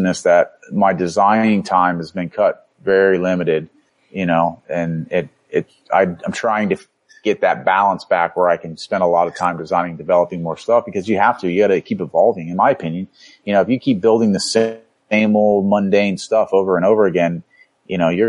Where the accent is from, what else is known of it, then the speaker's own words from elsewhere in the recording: Florida, United States; moved away; Growing up in Florida